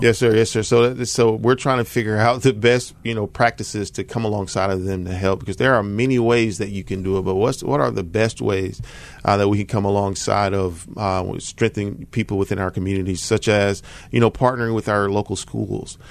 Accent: Southaven, Mississippi, United States; moved away as an adult; now in Memphis, United States; I grew up in North Mississippi, so, uh, the Mid-South area, but I'm from South Haven, born and raised

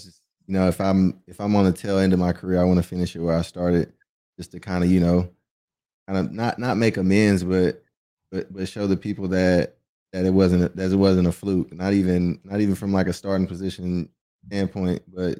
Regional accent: Texas, United States; growing up in Texas

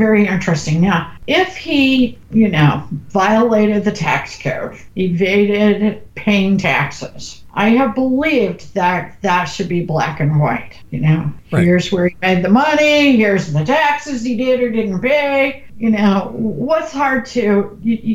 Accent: the Ozarks, United States; I'm from the Ozarks. We would say Omarosa.

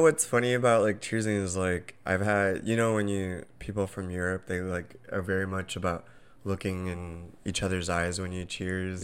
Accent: Southern California, United States; moved away; we're originally from Southern California

